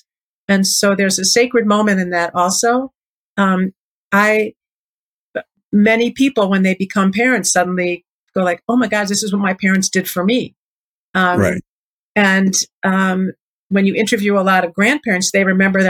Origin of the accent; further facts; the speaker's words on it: Chicago, Illinois, United States; I grew up in Chicago